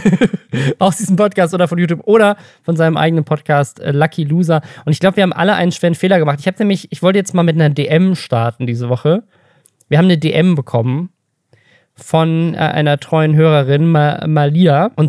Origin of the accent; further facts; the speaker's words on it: Oldenburg, Lower Saxony, Germany; in meiner Heimatstadt Oldenburg, in der ich auch wohne und arbeite